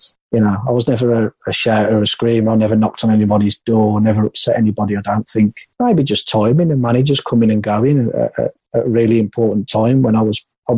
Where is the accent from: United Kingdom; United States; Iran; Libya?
United Kingdom; Walsall, West Midlands; And I didn't fancy Walsall. I know it's my hometown club, and I've been and watched them loads of times.